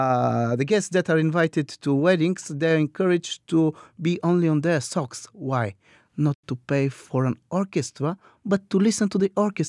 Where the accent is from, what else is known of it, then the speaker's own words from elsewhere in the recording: Bulgaria; Some would say that we are the Scottish on the Balkans.